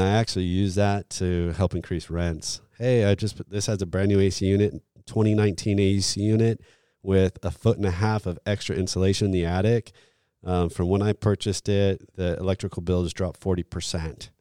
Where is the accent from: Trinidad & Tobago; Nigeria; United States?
United States; Florida; I'm from Florida